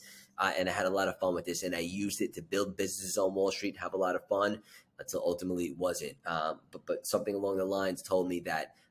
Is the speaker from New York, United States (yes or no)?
yes; Long Island, New York, United States; I grew up in Long Island.